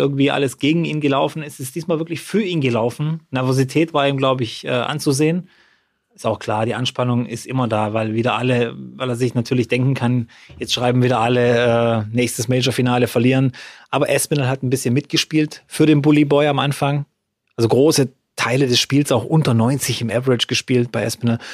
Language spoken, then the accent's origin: German; Freudenstadt, Baden-Württemberg, Germany; bei uns in Freudenstadt